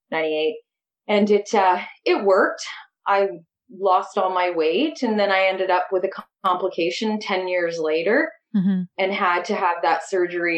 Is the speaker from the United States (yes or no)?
no; Trenton, Ontario, Canada; also born or lived in Napanee, Ontario / western Canada; I was born in Napanee, moved to Trenton when I was 7